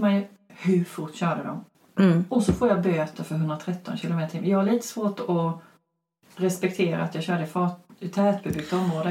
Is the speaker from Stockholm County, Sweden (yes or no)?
no; Växjö, Kronoberg County, Sweden; från Växjö.